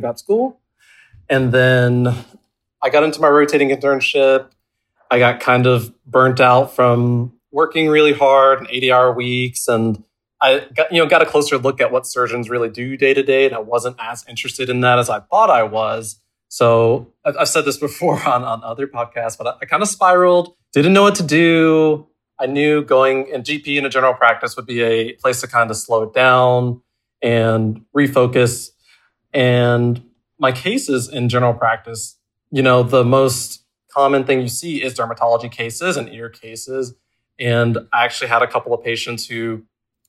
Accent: Georgia, United States; also born or lived in South Texas; now in Kentucky, United States; I'm from Georgia

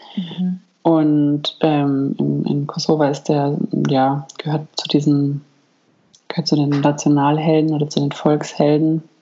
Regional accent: Germany; bei uns in Deutschland

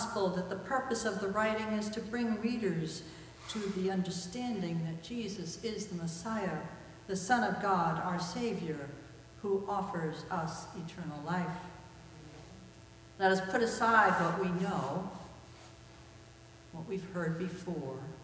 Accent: New Jersey, United States; When I was a child growing up in New Jersey

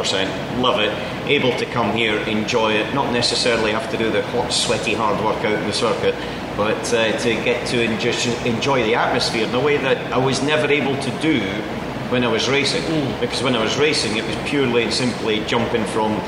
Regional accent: Scotland, United Kingdom; we're all Scottish and we all come from the same place

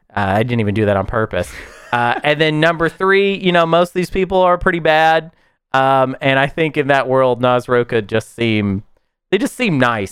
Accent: the South, United States; as a Southerner

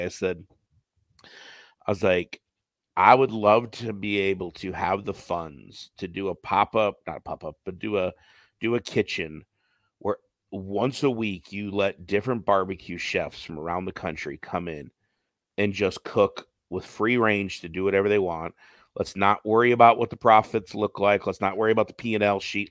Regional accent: Detroit, Michigan, United States; now in Phoenix, United States; I grew up in Detroit area

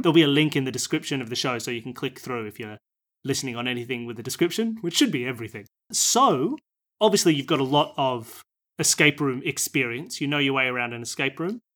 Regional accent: Australia; I'm from Australia

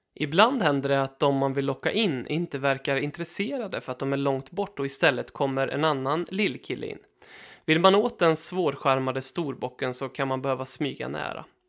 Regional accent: Sweden; vi svenskar

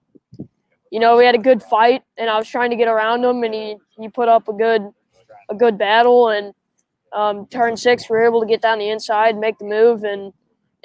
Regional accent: St. Louis, Missouri, United States; I'm from St. Louis, Missouri

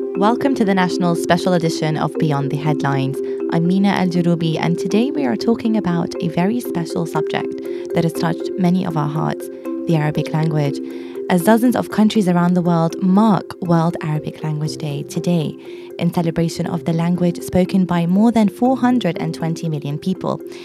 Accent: London, United Kingdom; also born or lived in Iraq / Jordan; I was born in Iraq and I lived in Jordan briefly before moving to London where I've lived all my life

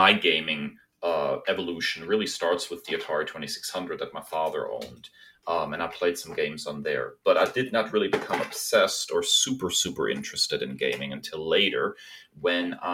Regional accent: Germany; moved away; I am a German

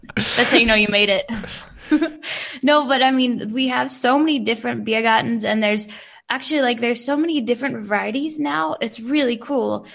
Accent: United States; moved away as an adult; now in Munich, Germany; I'm not like other Americans. I'm a cool American

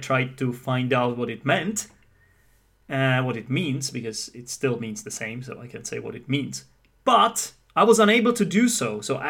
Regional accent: United Kingdom; what happens is that as a Brit

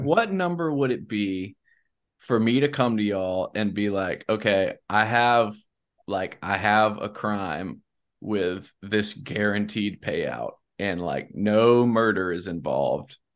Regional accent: South Carolina, United States; also born or lived in South Louisiana; now in Louisiana, United States; I'm from South Carolina

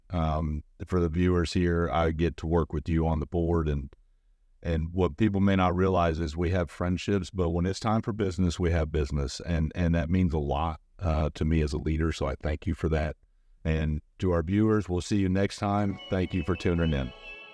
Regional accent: St. Louis, Missouri, United States; moved away; I'm a guy from Saint Louis, Missouri

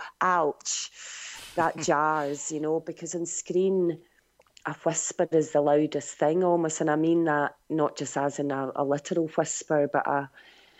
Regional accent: Scotland, United Kingdom; growing up in Scotland

